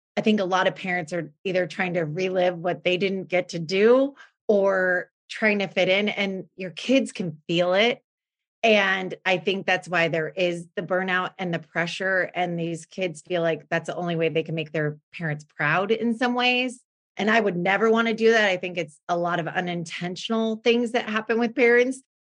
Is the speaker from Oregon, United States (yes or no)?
yes; Oregon, United States; also born or lived in California; now in West Linn, United States; we are originally from Oregon. I always say this, but we lived in California for 22 years.